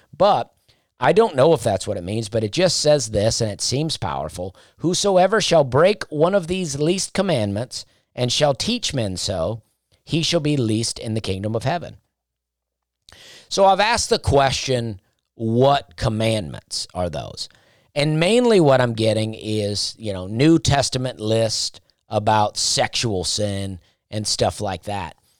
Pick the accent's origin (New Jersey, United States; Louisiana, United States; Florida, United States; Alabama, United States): Alabama, United States; Opelika; moved away as an adult; also born or lived in Charleston; now in Nashville, United States; I grew up in Alabama